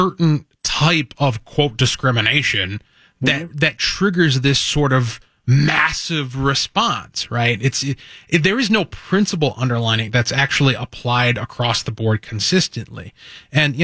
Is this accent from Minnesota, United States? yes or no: yes; Cottage Grove, Minnesota, United States; Cottage Grove, my hometown